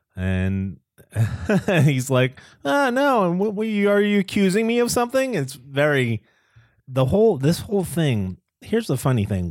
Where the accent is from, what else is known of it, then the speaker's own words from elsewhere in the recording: Boston, Massachusetts, United States; I grew up in the Boston area